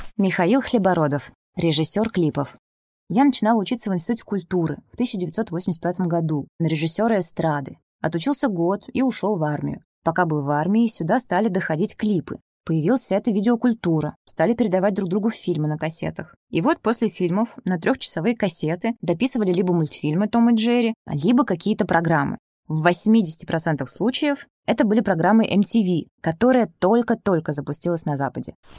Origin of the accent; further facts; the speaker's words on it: Kaliningrad, Kaliningrad Oblast, Russia; выросла в достаточно западном городе, Кёнигсберге